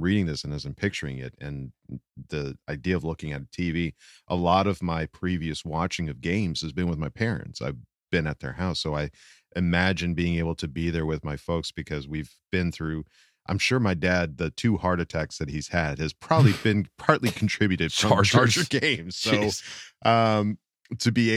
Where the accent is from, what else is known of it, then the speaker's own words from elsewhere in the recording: Valencia, California, United States; I grew up in Valencia, so we were Dodger fans